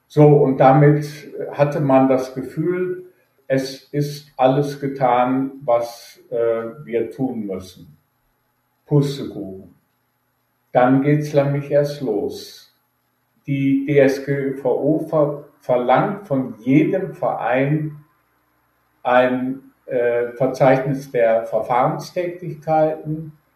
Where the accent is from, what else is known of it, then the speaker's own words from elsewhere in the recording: Düsseldorf, North Rhine-Westphalia, Germany; moved away as an adult; also born or lived in Aschendorf-Papenburg, Emsland, Lower Saxony / Frankfurt / Cologne / Weilburg an der Lahn; now in Weilburg, Germany; im Emsland genau genommen in aschendorf partenburg geboren aufgewachsen in Düsseldorf und in Neuss